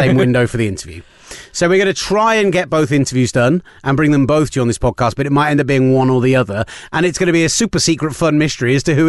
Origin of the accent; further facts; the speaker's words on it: Reading, South East England, United Kingdom; accent: Reading; my stupid Redden accent.